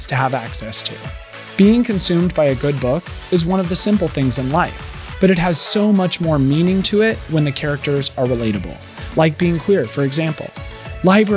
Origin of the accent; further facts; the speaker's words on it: Rimrock, Arizona, United States; growing up in Rimrock, Arizona